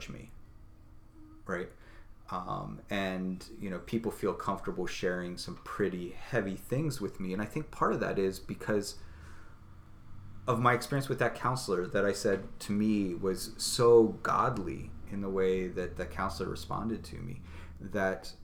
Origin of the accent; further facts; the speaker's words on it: United States; me as an American, as a representative of this nation